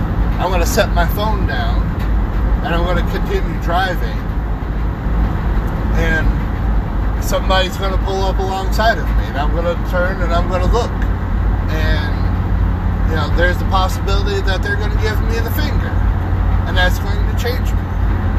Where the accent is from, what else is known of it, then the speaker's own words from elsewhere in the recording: Springfield, Missouri, United States; I'm proud to be, you know, from Springfield, Missouri. I'm a Springfielder. I'm a Missourian. I live in the Ozarks.